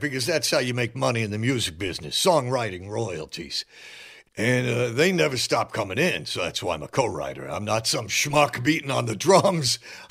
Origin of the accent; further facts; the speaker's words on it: Cincinnati, Ohio, United States; Well, I was like any other young person growing up in Cincinnati in the early 60s, enjoying the rock and the roll.